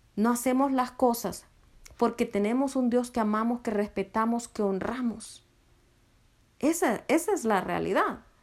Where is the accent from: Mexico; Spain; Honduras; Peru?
Honduras; soy de Honduras.